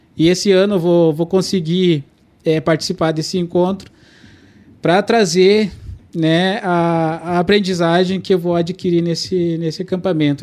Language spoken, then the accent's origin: Portuguese; Brazil; first language Kaingang; Portuguese is a second language; moved away; eu nasci na aldeia indígena Petcur, né, que é que é uma aldeia indígena Caigang